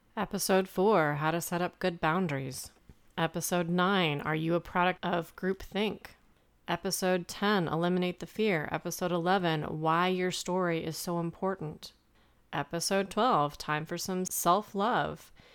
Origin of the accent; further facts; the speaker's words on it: Midwest, United States; growing up in the Midwest